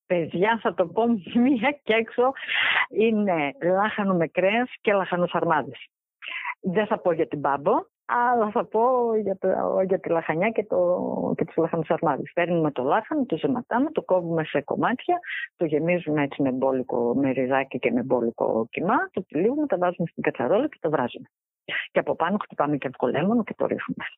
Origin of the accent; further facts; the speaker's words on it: Xanthi, Eastern Macedonia and Thrace, Greece; γεννήθηκα και μεγάλωσα στην Ξάνθη.